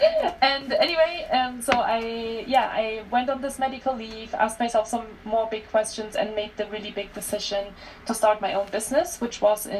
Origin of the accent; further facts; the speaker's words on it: Germany; English is a second language; moved away as an adult; also born or lived in France / Australia; now in Lake Tahoe, United States; I'm originally from Germany. That's where I grew up for the first 22 years of my life.